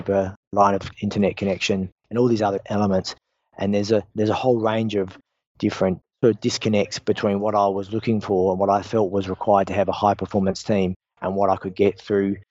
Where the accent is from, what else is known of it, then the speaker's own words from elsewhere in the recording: Australia; I'm an Australian and the founder and CEO of EMAPTA